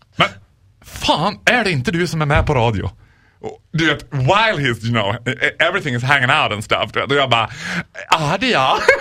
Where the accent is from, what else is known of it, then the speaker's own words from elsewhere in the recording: Borlänge, Dalarna County, Sweden; jag är ändå från Borlänge